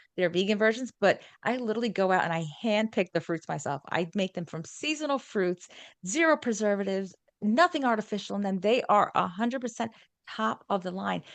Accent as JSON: {"language": "English", "region": "New York", "country": "United States", "accent": "New York", "said": "my G does not come out, it's a New York thing, my New York accent"}